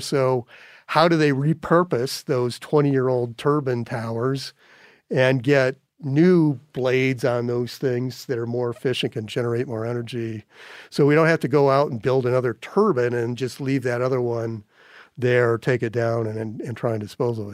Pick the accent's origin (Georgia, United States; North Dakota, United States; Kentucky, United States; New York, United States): North Dakota, United States; now in Montana, United States; when I was a kid growing up in North Dakota